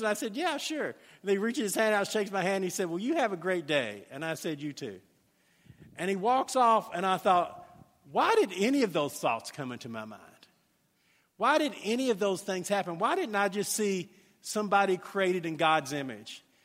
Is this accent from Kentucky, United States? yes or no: yes; Louisville, Kentucky, United States; I grew up in the South End of, of Louisville